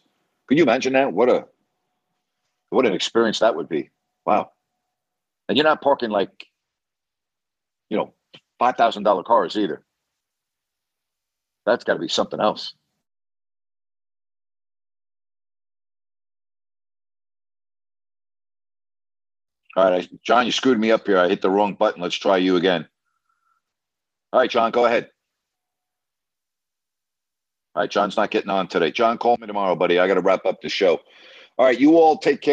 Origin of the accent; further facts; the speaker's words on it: New York, United States; I'm from New York